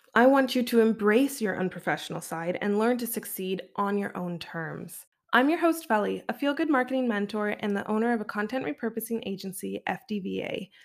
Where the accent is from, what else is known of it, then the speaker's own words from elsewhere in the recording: Canada; as a Canadian